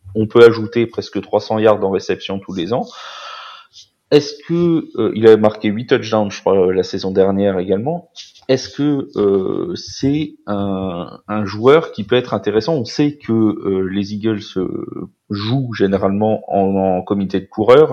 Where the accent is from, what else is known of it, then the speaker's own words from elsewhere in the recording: France; en tant que Français